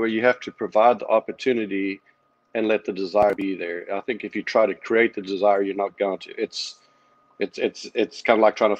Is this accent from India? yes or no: no; South Africa; moved away as an adult; when I grew up in South Africa, the education system was unparalleled.